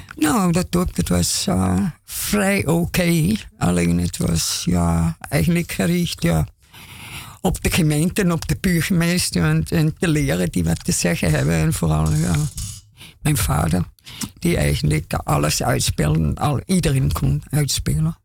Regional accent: Austria; Dutch is a second language; moved away as an adult; now in Amsterdam, Netherlands; ik ben Oostenrijkse. Ik kom. 35 jaar geleden van Oostenrijk heen

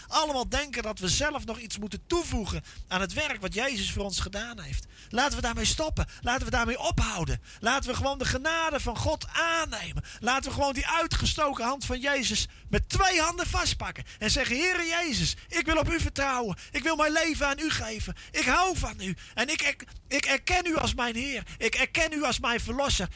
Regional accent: Veluwe, Gelderland, Netherlands; Ik kom van de Veluwe

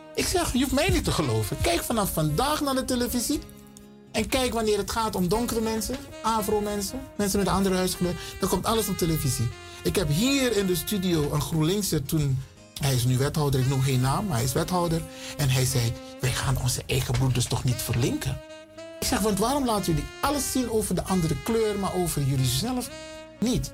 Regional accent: Suriname; now in Netherlands; Ik ben een Surinamer. Ik ben geboren in Suriname. Ik woon in Nederland, maar oorspronkelijk kom ik uit Afrika

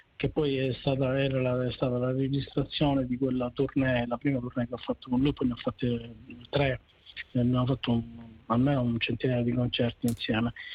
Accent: Messina, Sicily, Italy; sono cresciuto a Messina

